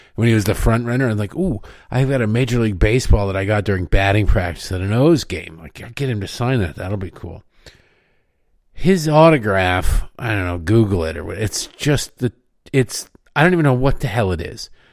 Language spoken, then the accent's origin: English; Michigan, United States; where I grew up in Michigan.